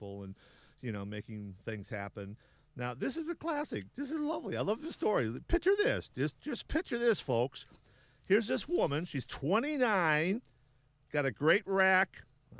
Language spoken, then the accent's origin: English; South Dakota, United States; moved away; That's my home. That's my home state. For my family is from South Dakota